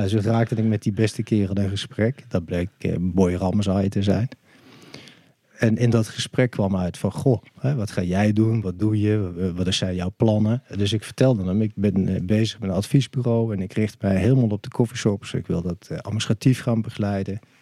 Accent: Maastricht, Limburg, Netherlands; Ik ben geboren in Heer. Dat is eh, de gemeente Maastricht eh, vandaag de dag. Dat was op 20 mei 1963. Dus ik ben 59 jaar oud. Ik ben ook opgegroeid in eh, Maastricht.

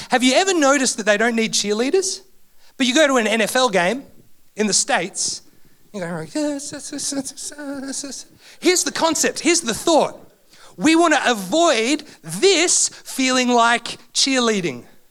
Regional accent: Canberra, Australian Capital Territory, Australia; I'm from Canberra, love my AFL

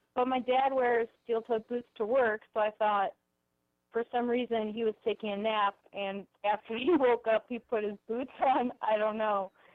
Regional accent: Cleveland, Ohio, United States; I'm from Cleveland

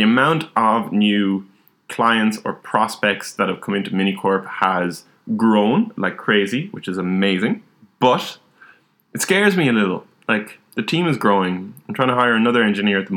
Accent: Ireland; growing up in Ireland, drinking is a big part of society.

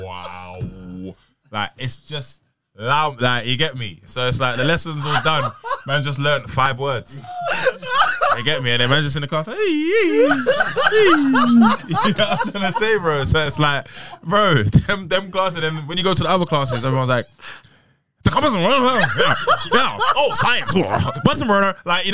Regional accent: Peckham, London, United Kingdom; My school's in Brixton. I mean, it's in Campbell, and like opposite Brixton. I'm from Peckham.

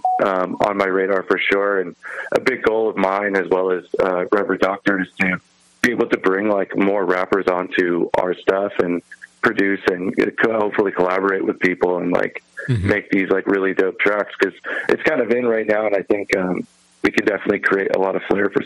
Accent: Long Beach, California, United States; I was born in Long Beach, California.

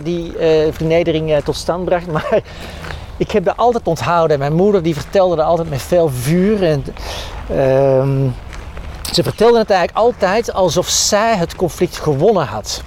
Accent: Edegem, Flanders, Belgium; also born or lived in Antwerp; ik ben opgegroeid in de Victoriastraat in Edegem

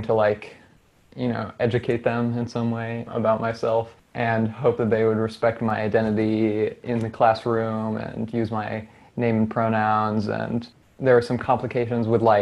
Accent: Ann Arbor, Michigan, United States; I grew up in Ann Arbor

